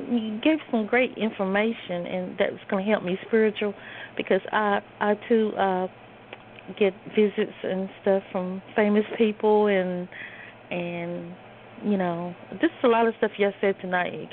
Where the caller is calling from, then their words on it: the Carolinas, United States; I'm calling from the Carolinas.